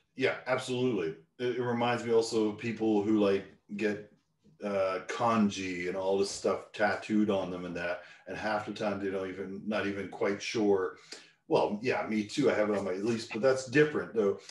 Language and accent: English; Newfoundland and Labrador, Canada; part of Canada I grew up in Newfoundland